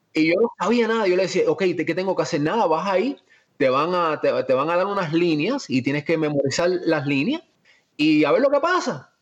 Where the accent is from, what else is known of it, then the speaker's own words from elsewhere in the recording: Miami, Florida, United States; also born or lived in Cuba / Spain / Virginia / Atlanta; como soy de Miami, me crié en Miami